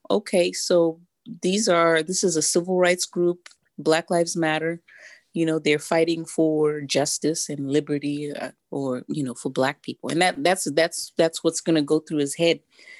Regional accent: Zimbabwe; Even though I was very young growing up in Zimbabwe at the time, I obviously didn't see it as critical race theory or as Marxism at the time.

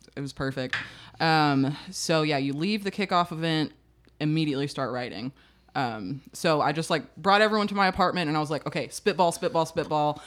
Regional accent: Searcy, Arkansas, United States; I grew up in Searcy where, like, the only thing to do was, like, go to Hastings.

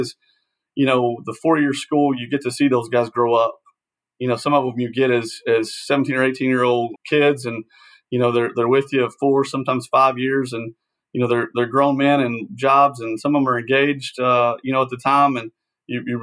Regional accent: Searcy, Arkansas, United States; moved away as an adult; I'm an Arkansas guy, born and raised in Searcy, Arkansas

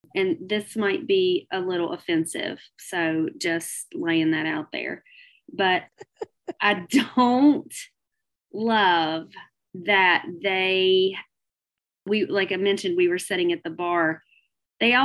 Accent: the South, United States; I'm a little from the South and we know our barbecue

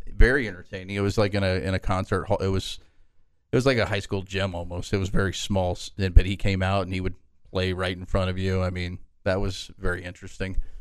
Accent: Oklahoma, United States; born or raised there; moved away as an adult; now in Lubbock, United States

